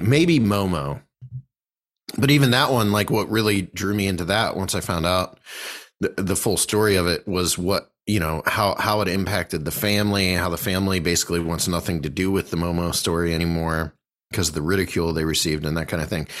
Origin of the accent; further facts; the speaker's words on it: Bolivar, Ohio, United States; we grew up in Bolivar